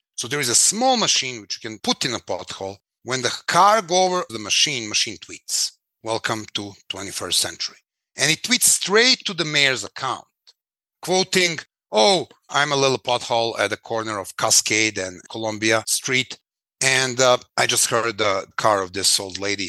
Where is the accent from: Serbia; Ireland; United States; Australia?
Serbia; Belgrade; I was born in Belgrade, 1973